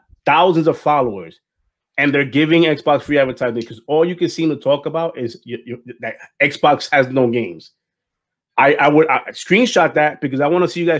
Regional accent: New York, United States; I'm from New York

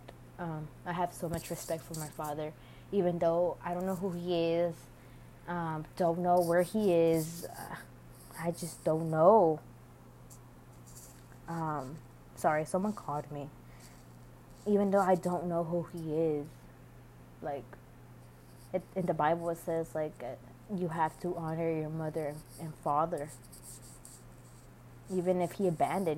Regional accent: United States; I was born here in the United States

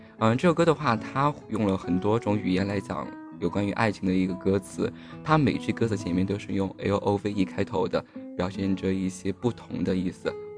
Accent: Sichuan, China; 其实都是因为我们四川人都特别爱吃，所以说我们才愿意把这个精力投入到这一块。

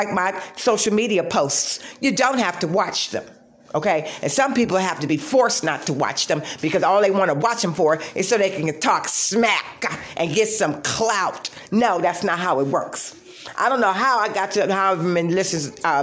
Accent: Detroit, Michigan, United States; I'm from Detroit

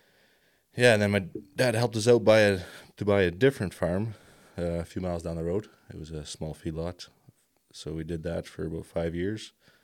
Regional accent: Iron Springs, Alberta, Canada; Iron Springs, a half hour out of Lethbridge there. My dad's just a crop farmer, so we grew up doing that, I guess.

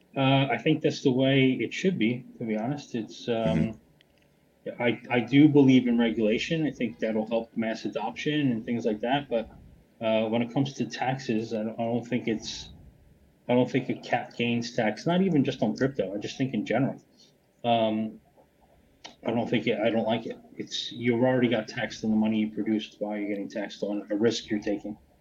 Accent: United States; now in Lisbon, Portugal; I'm originally American, but I'm living in Lisbon, Portugal now.

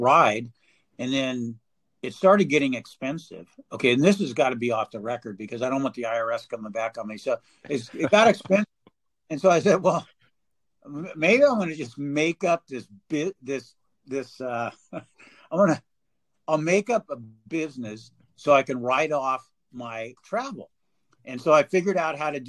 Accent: California, United States; I'm from California

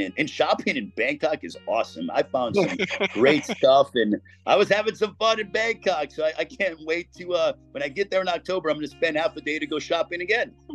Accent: East Chicago, Indiana, United States; I am from East Chicago, the same hometown as Miguel Torres.

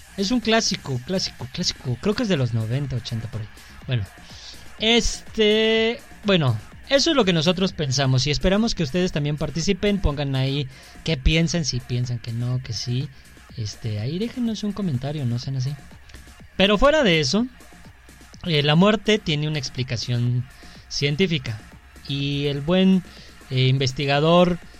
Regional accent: Mexico; Porque somos mexicanos

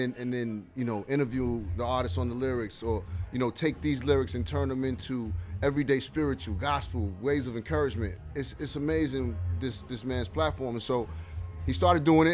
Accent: New York City, New York, United States; I'm from Hollis, Queens

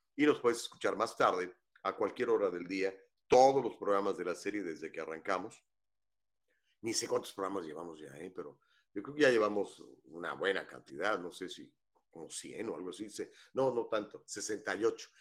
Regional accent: Huasteca Potosina, San Luis Potosí, Mexico; Yo soy de, muy cerquita de ahí, de la Huasteca Potosina

